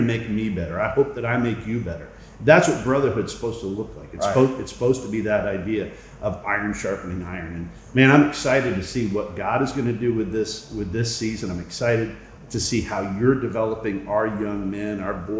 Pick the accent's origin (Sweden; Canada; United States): Canada; moved away; Growing up in Canada